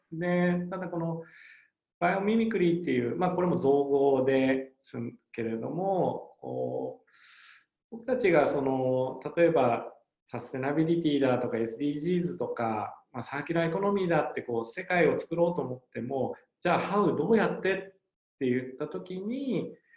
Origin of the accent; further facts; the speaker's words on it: Hokkaido, Japan; 両親北海道でやっぱり両両あの小さい頃北海道で育ったっていうのもあるし